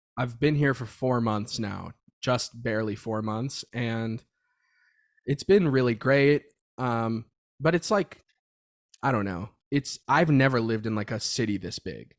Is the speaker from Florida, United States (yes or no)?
yes; Florida, United States; moved away as an adult; now in Los Angeles, United States; Growing up in Florida was cool